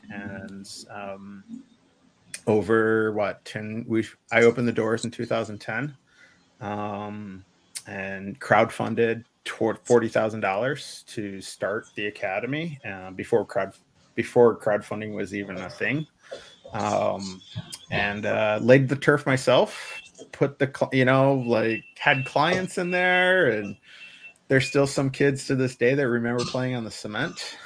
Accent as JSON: {"language": "English", "town": "Evanston", "region": "Illinois", "country": "United States", "tie": "born or raised there", "also_born_or_lived": "Michigan", "said": "grew up north of Chicago and Evanston"}